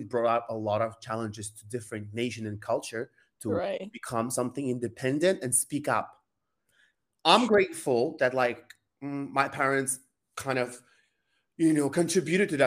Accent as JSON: {"language": "English", "country": "Kazakhstan", "second_language": "English", "moved": "yes", "said": "originally I'm from Kazakhstan. So in my country, who doesn't know, it's like we speak Kazakh language"}